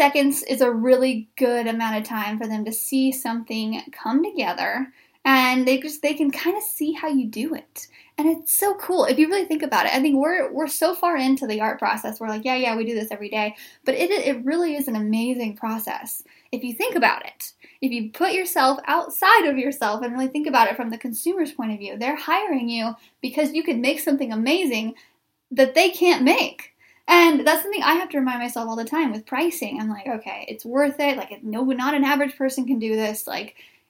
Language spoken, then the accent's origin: English; Wheatland, Missouri, United States; now in Springfield, United States; I grew up in a town named Wheatland, Missouri, population 371